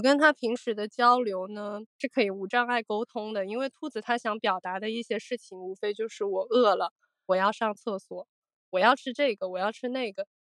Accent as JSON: {"language": "Chinese", "region": "Guangdong", "country": "China", "said": "我是广东人，我比较迷信"}